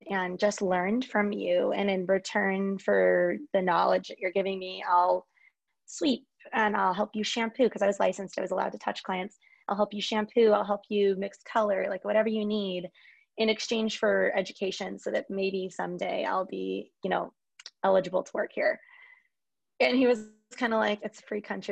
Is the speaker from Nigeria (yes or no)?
no; Lake Forest, California, United States; I am from Lake Forest, California, which is, you know, where I still am